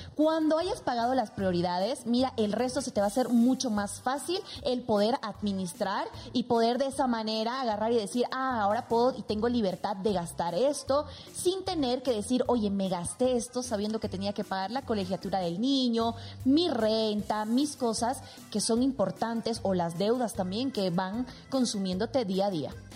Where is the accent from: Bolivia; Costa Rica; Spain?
Bolivia; moved away as an adult